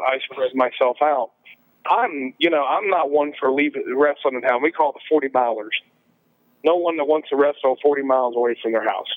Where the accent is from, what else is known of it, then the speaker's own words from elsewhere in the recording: Appalachia, United States; I'm an Appalachian